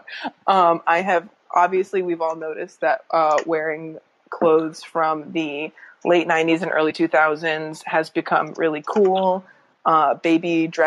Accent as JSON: {"language": "English", "region": "Northern Virginia", "country": "United States", "said": "I'm from the Virginia equivalent of that Maryland area"}